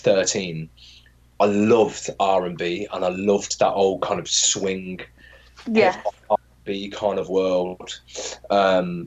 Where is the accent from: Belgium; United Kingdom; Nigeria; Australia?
United Kingdom; moved away as an adult; also born or lived in New York; as a British person